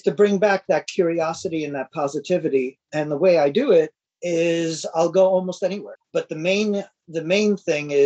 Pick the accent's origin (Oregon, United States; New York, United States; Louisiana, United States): New York, United States; New York City; being a New Yorker